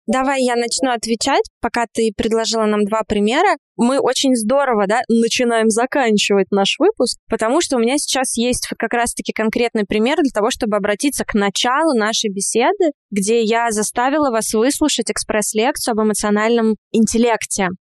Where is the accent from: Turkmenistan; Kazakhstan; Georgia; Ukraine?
Georgia; я грузинка